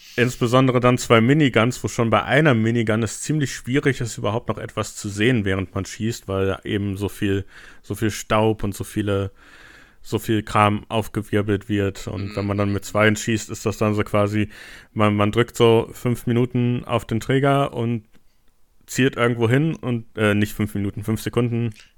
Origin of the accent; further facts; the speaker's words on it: Germany; als Deutscher